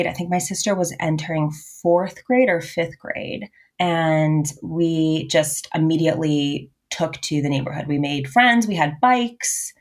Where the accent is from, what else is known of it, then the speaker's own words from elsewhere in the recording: Boston, Massachusetts, United States; I was born in Boston, Massachusetts. And I lived in Boston until I was adopted out at 12. And then we moved to the suburbs, like half an hour northwest of Boston.